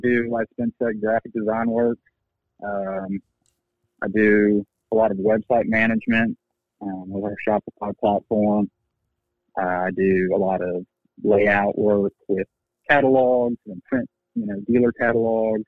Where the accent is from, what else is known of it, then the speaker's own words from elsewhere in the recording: Baton Rouge, Louisiana, United States; moved away as an adult; now in Somerville, United States; I'm originally from Baton Rouge, Louisiana.